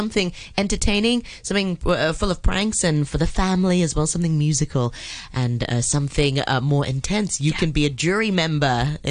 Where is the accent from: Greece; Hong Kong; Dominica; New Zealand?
Hong Kong; growing up in Hong Kong, I don't know, in the 90s or something.